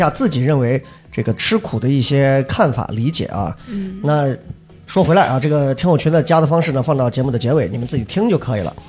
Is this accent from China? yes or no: yes; Xi'an, Shaanxi, China; 呃，就西安市城里长大的，呃，跟你们一比，可能真不算吃过啥苦。